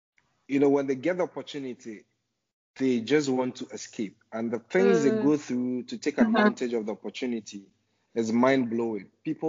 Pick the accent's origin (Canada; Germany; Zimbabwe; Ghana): Ghana; also born or lived in Accra, Ghana / Takoradi, Ghana / Kobe, Japan; So yes, I grew up in Ghana, basically. I had most of my education in Ghana before I started traveling outside Ghana.